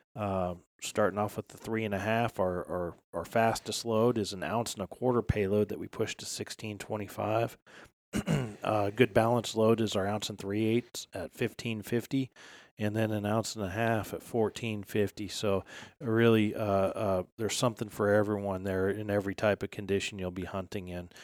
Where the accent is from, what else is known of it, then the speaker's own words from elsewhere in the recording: Midwest, United States; moved away as an adult; now in West Virginia, United States; I grew up here in the Midwest hunting puddle ducks